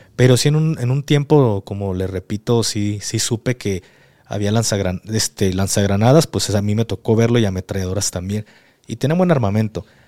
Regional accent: Mexico; soy mexicano

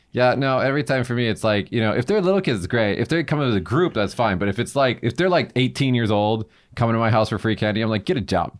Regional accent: Las Vegas, Nevada, United States; my hometown, though, Vegas

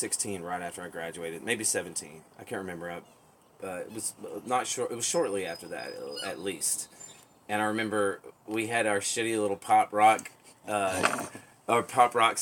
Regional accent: Weaverville, North Carolina, United States; born or raised there; accent: southern; also born or lived in Pitt County, North Carolina

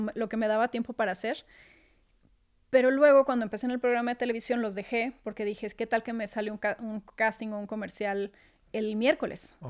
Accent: Torreón, Coahuila, Mexico; moved away as an adult; now in Mexico City, Mexico; tener que mudarme para acá, yo siendo de Torreón

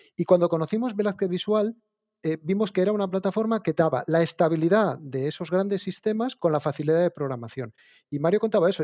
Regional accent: Asturias, Spain; yo lo que hice fue un grado de formación profesional de segundo grado aquí en Asturias

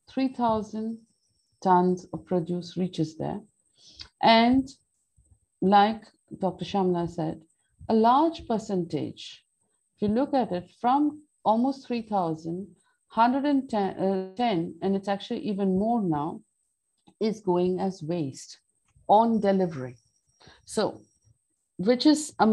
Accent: Delhi, India; moved away as an adult; now in Auroville, India; I was brought up in Delhi

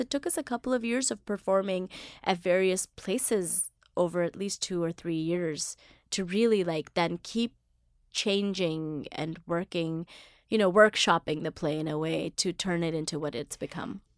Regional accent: Mississippi, United States; now in New York City, United States; I grew up in Mississippi, so it was just black, white, and me

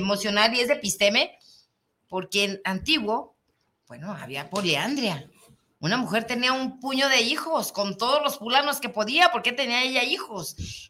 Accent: Mexico; es que somos mexicanos

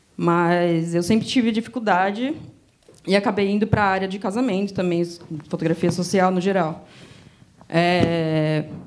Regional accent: Greater ABC region, São Paulo, Brazil; Eu sou da região do Grande ABC de São Paulo

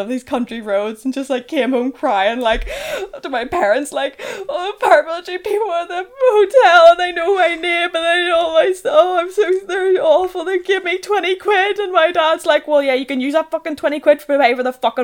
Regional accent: Northern Ireland, United Kingdom; born or raised there

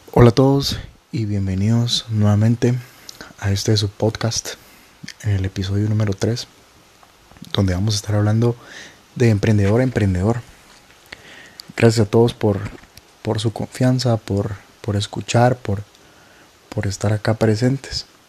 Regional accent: Guatemala; En mi país, que es Guatemala

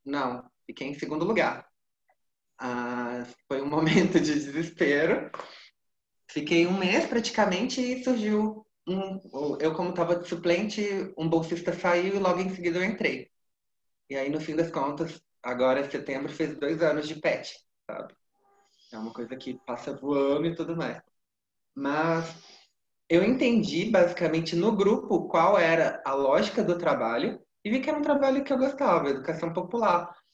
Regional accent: Minas Gerais, Brazil; Eu sou mineiro

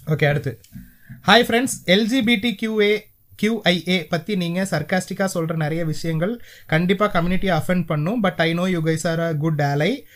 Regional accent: Sri Lanka; நாங்க ஸ்ரீலங்கன்

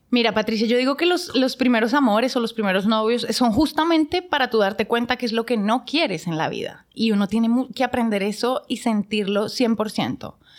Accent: Bogotá, Colombia; moved away as an adult; now in Dominican Republic; yo soy de Bogotá, Colombia.

